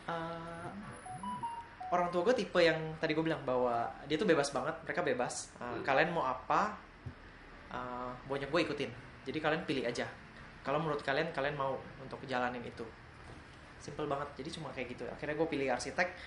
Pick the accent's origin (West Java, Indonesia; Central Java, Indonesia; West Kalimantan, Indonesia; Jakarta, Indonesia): West Kalimantan, Indonesia; Pontianak; aku asli Pontianak, jadi Lego itu sangat langka ya.